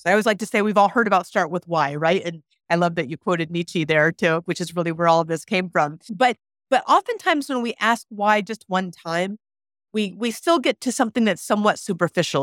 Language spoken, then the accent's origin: English; Anchorage, Alaska, United States; I grew up in Anchorage, Alaska, so not, not rural Alaska.